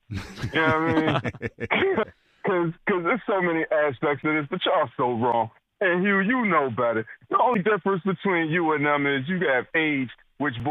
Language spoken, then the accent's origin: English; Philadelphia, Pennsylvania, United States; I'm from North Philly. That's the streets. That's the hood, right?